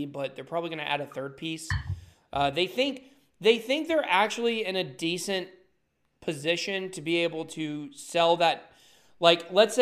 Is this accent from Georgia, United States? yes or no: yes; Atlanta, Georgia, United States; my hometown, even though the Lakers are my team, still, you know, the hometown Atlanta Hawks